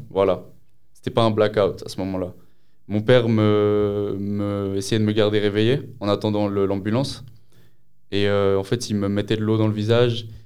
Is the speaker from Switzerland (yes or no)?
yes; Lausanne, Vaud, Switzerland; j'ai 20 ans, je viens de Lausanne